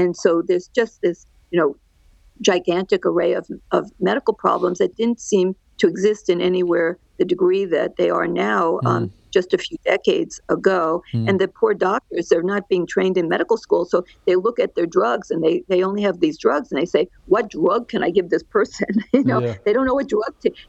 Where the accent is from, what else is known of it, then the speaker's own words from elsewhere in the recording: Great Neck, New York, United States; moved away as an adult; also born or lived in New Jersey / Los Angeles, California; now in Orange County, California, United States; I'm a New Yorker. I grew up on the outskirts of New York City, right on the line of New York City and Nassau County on Long Island